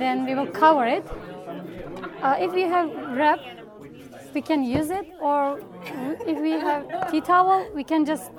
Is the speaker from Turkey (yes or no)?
yes; Istanbul, Turkey; English is a second language